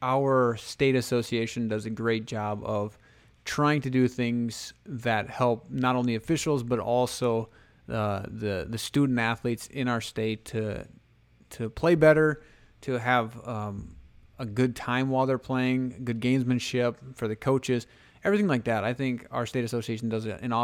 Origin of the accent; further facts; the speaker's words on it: Hanson, South Dakota, United States; My hometown or my home high school, I guess, Hanson